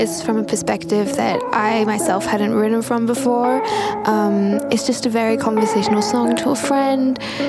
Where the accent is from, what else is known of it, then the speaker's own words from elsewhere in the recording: Brisbane, Queensland, Australia; I'm from Brisbane, Australia